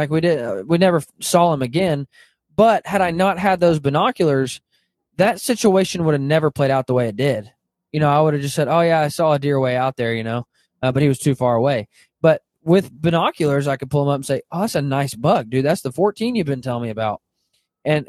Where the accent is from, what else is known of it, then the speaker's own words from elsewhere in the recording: Arkansas, United States; I grew up in Arkansas, hunting in the Ozarks